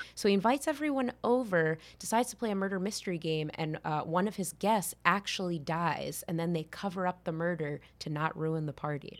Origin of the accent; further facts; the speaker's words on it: Connecticut, United States; I grew up in Connecticut